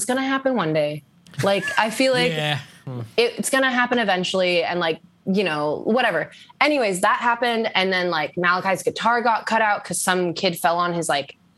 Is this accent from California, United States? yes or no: yes; Sacramento, California, United States; also born or lived in Santa Cruz; I grew up in Sacramento